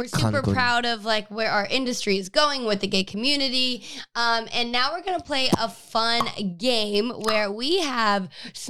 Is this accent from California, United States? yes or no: no; Utah, United States; now in Los Angeles, United States; I grew up LDS. I grew up in Utah. I graduated there.